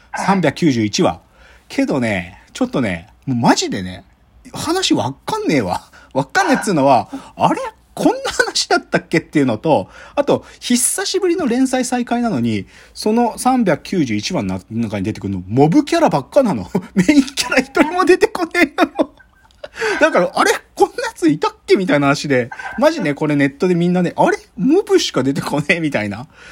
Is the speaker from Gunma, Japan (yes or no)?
yes; Gunma, Japan; 僕も群馬で育ってるんで